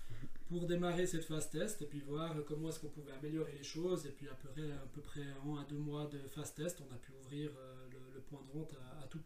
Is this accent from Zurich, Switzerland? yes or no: no; Bavois, Vaud, Switzerland; Oui effectivement ben, c'est vrai que on vient de Bavois, on a déjà cherché des producteurs qui habitent Bavois ou dans la région.